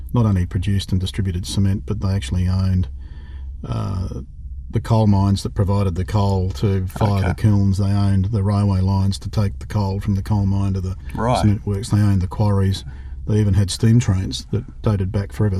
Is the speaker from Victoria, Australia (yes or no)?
no; Canberra, Australian Capital Territory, Australia; also born or lived in Manly, Sydney / Cooma / Sydney; my initial schooling was in Canberra. Growing up there in the 60s was interesting. And then in 1969, my father took a job with Civil and Civic, or Lendlease, in Sydney, and we all moved back to Sydney